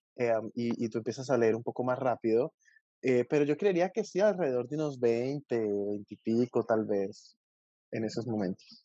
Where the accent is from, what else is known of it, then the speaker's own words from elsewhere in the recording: Colombia; yo soy de Colombia